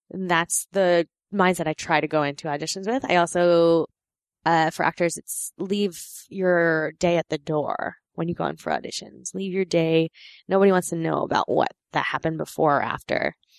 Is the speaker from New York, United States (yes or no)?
yes; New York, United States; also born or lived in Korea; I grew up in New York with my friend Samantha